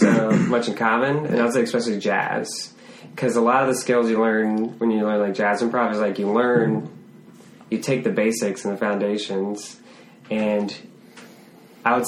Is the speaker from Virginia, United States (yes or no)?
yes; Hanover, Virginia, United States; I grew up in Hanover